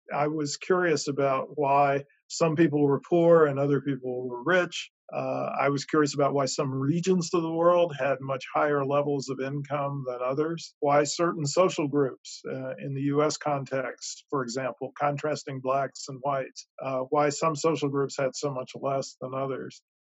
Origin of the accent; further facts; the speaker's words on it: Durham, North Carolina, United States; my hometown of Durham, North Carolina